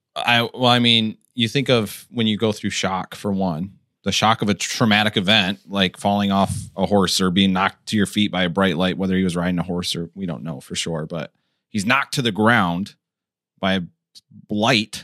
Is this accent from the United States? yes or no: yes; United States; us as the American church